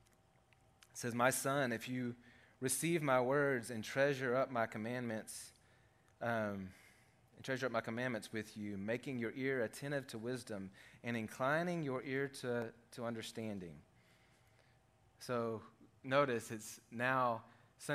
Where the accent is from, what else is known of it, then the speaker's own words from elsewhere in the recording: Arkansas, United States; we're from Arkansas